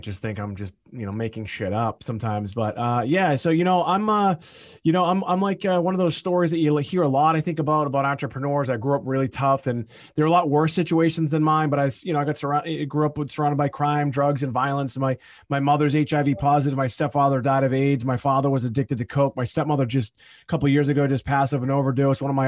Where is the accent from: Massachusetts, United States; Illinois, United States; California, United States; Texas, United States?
Massachusetts, United States; Boston area; I'm here in my hometown where I grew up